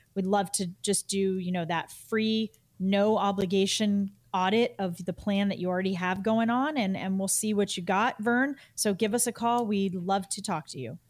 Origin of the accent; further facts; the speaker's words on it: Massachusetts, United States; my home state of Massachusetts